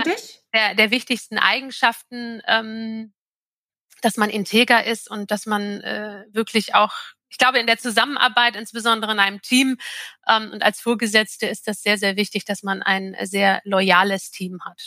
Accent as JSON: {"language": "German", "town": "Jork", "region": "Lower Saxony", "country": "Germany", "tie": "born or raised there", "said": "in York im alten Land. Das ist ähm, 30 Kilometer südlich von Hamburg liegt es."}